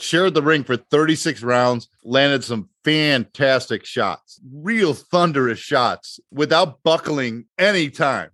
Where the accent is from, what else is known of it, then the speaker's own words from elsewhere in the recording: United States; I'm from the States